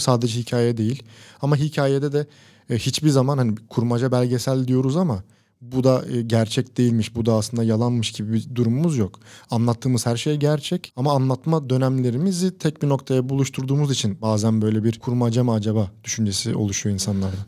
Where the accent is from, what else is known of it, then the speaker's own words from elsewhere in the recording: İzmir, Turkey; İzmir doğumluyum. Lisansımı da yüksek lisansımı da İzmir'deki üniversitelerde tamamladım